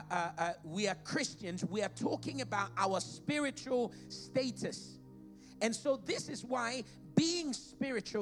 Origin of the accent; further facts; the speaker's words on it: Ghana; now in United Kingdom; I'm from Ghana. Being a Ghanaian and the family I come from is my biological and geological identity